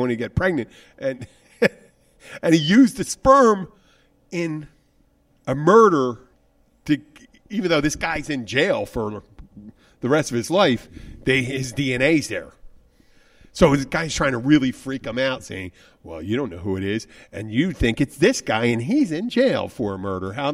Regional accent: Philadelphia, Pennsylvania, United States; I'm from Philadelphia.

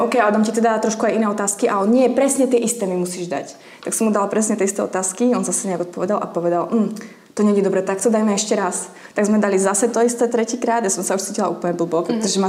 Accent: Slovakia; moved away as an adult; now in Prague, Czechia; som holka z dediny, mm-hmm. 1500 obyvateľov

